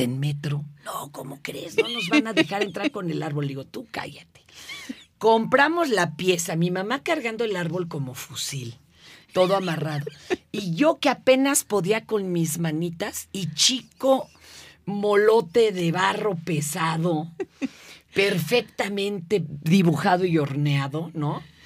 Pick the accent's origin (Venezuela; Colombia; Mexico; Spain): Mexico; Mexico City; also born or lived in Izcalli Chamapa, State of Mexico; Yo vivía hasta Izcalichamapa